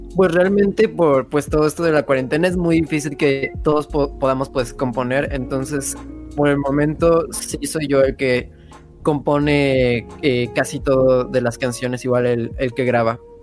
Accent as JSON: {"language": "Spanish", "town": "Mérida", "region": "Yucatán", "country": "Mexico", "said": "soy de Mérida, Yucatán"}